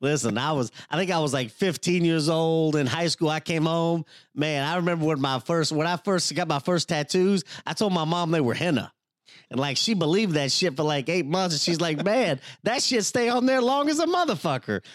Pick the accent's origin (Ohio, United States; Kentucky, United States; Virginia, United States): Kentucky, United States; Louisville; I'm from Louisville, Kentucky